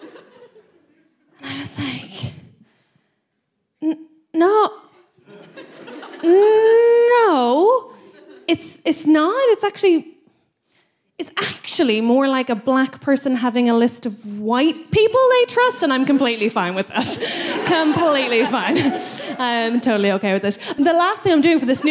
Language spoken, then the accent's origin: English; Ireland; as an Irish woman